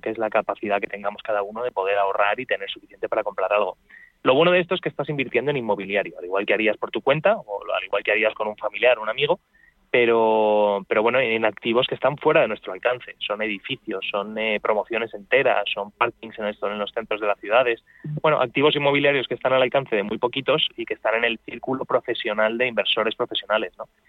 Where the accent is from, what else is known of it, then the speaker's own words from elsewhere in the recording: Madrid, Community of Madrid, Spain; los que somos de aquí de Madrid